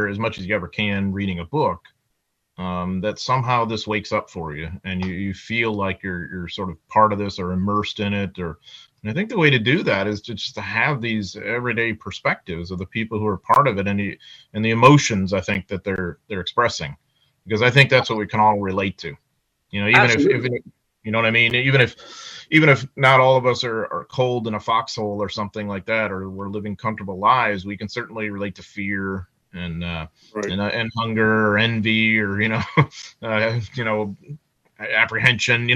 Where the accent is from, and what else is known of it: United States